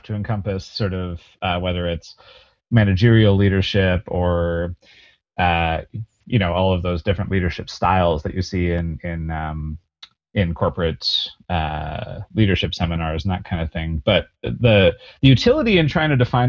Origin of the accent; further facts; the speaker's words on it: Calgary, Alberta, Canada; I'm born and raised in Calgary